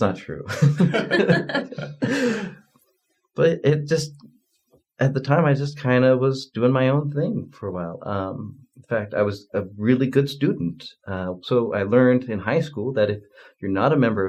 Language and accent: English; Spanish Fork, Utah, United States; also born or lived in Provo, Utah; I moved to the Provo area from Spanish Fork